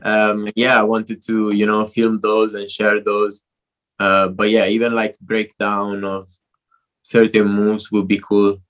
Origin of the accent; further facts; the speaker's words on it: Italy; moved away as an adult; also born or lived in London; now in Barcelona, Spain; I'm Italian. I grew up in Italy.